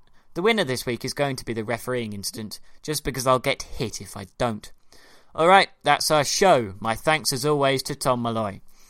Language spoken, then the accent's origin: English; High Wycombe, South East England, United Kingdom; Wickham, my hometown.